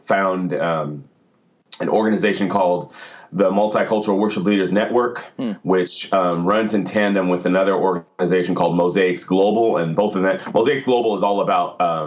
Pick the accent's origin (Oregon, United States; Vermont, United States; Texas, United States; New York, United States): Oregon, United States; Portland; now in Hillsboro, United States; I live in Portland, or actually I'm from Portland. Technically, I live in Hillsboro, which is a suburb